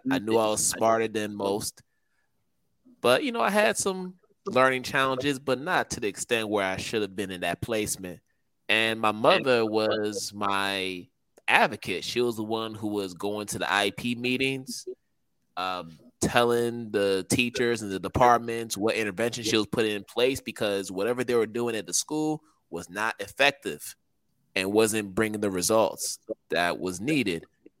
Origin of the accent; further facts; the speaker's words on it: United States; both my parents, they're from Ghana. I grew up in the States and attended school from kindergarten to sixth grade in the States.